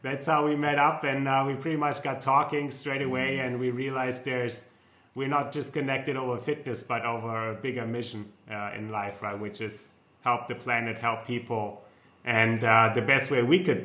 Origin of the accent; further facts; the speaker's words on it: Germany; accent: German; English is a second language; moved away; I'm German, so you might tell by my accent